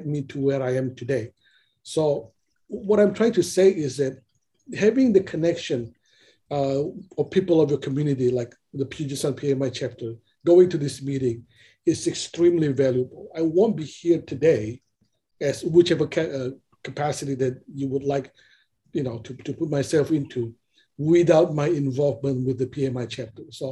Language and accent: English; Indonesia; now in Seattle, United States; I came from Indonesia